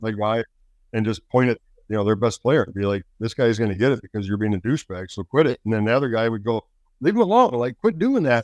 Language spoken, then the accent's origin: English; Alaska, United States; also born or lived in California; My dad was a state game warden in California, and then went federal, so we transferred to Alaska.